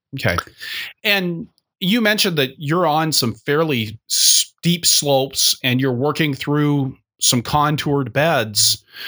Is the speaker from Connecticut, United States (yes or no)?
no; Seattle, Washington, United States; I grew up in Seattle